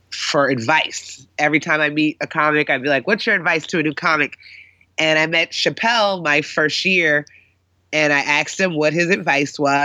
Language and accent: English; Union, New Jersey, United States; moved away as an adult; also born or lived in Boston, Massachusetts / Los Angeles, California; now in Brooklyn, New York, United States; I'm a Jersey girl, born and raised in Union, New Jersey